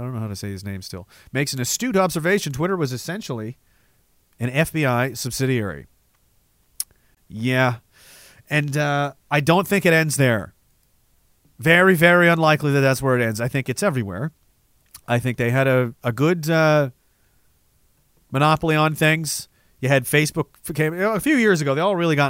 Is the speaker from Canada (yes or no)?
yes; Canada; as a Canadian